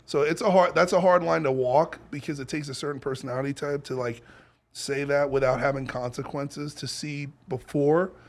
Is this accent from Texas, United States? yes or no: no; New York, United States; moved away as an adult; also born or lived in Los Angeles; I'm from New York, and I grew up in the Bowery